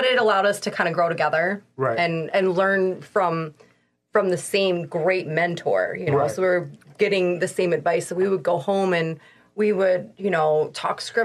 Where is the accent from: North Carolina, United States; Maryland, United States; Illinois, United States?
Maryland, United States; moved away as an adult; also born or lived in Florida; I grew up in Maryland. Lived there on Chesapeake Bay